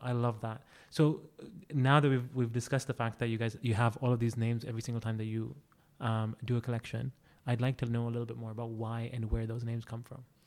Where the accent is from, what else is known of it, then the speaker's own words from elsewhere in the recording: Saudi Arabia; we're Saudi, we're proud